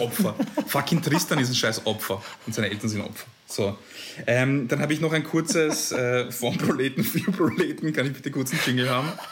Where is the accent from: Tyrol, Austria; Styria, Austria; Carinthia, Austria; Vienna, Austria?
Vienna, Austria; ich als Wiener